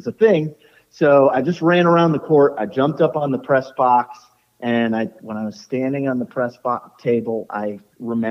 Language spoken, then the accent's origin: English; Goshen, Connecticut, United States; moved away; I did a 10K on several Thanksgivings growing up in Goshen, Connecticut